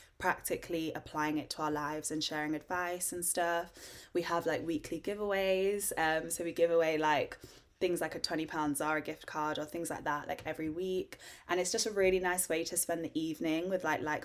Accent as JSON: {"language": "English", "town": "Harrogate", "region": "Yorkshire and the Humber", "country": "United Kingdom", "said": "I'm from Harrogate"}